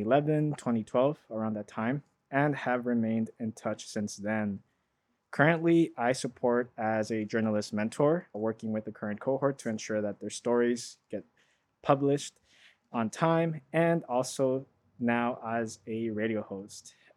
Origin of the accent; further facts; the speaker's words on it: Los Angeles, California, United States; born and raised in South Central L A.